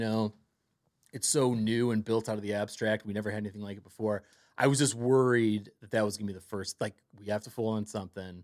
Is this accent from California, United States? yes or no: no; Cleveland, Ohio, United States; moved away as an adult; also born or lived in New York City; now in Los Angeles, United States; I grew up in Cleveland